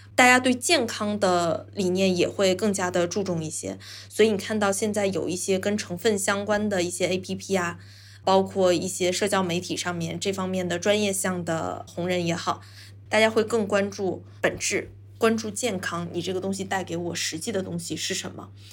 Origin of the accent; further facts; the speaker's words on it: China; 我们中国人会相对含蓄一些